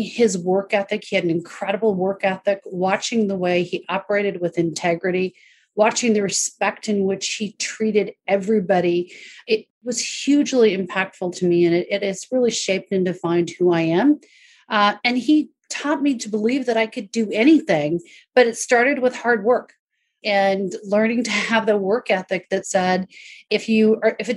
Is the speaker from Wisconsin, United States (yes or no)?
no; an hour north of Seattle, Northwest U.S., Washington, United States; I grew up an hour north of Seattle. I grew up on a farm